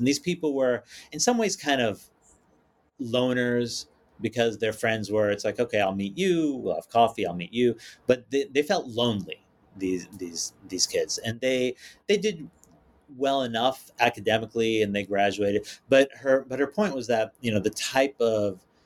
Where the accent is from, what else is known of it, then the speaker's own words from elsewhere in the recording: New York City, New York, United States; I came from Staten Island, which is the hinterland